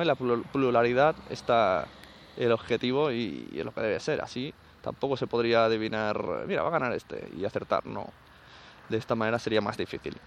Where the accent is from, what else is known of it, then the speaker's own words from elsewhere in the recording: Catalonia, Spain; en mi pueblo tres asociaciones de sevillanas, que no creo que las haya, porque es Cataluña como mucho habrá